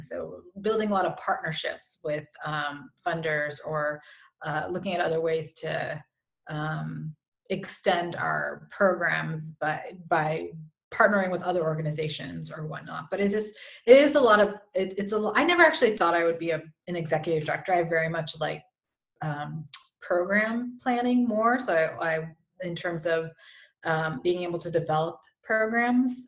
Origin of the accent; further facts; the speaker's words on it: California, United States; moved away; I'm from California originally